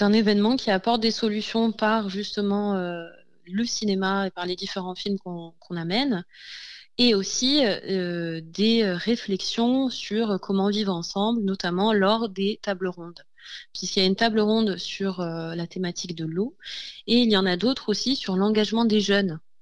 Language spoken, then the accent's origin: French; Provence-Alpes-Côte d'Azur, France; nous sommes euh, mar-alpins, donc euh, nous venons du département des Alpes-Maritimes